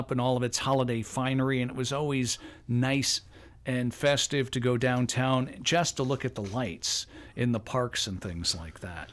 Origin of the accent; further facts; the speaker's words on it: Detroit, Michigan, United States; moved away; when I grew up in Detroit